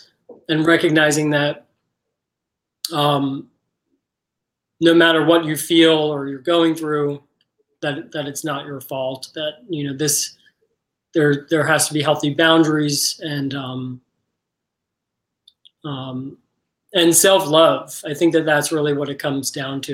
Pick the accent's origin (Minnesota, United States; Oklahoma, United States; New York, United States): New York, United States; moved away; I am from New York originally